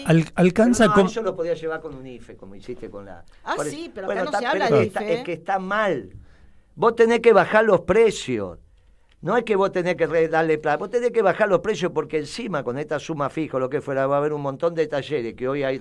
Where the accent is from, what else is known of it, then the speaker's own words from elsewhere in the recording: Uruguay; No, yo soy uruguaya.